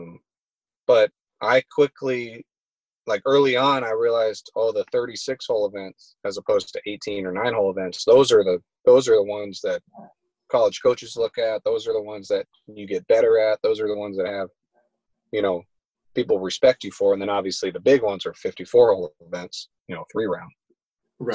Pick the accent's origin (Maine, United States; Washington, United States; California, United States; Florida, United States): California, United States; Los Angeles; I'm from Los Angeles area